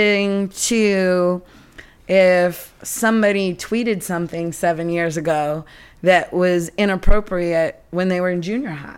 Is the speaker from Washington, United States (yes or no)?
yes; Seattle, Washington, United States; moved away; growing up in Seattle